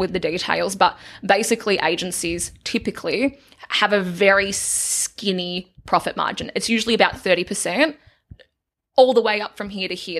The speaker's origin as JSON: {"language": "English", "region": "a small country town in Victoria", "country": "Australia", "tie": "born or raised there", "said": "For the majority of my childhood, I grew up in a town called Denali"}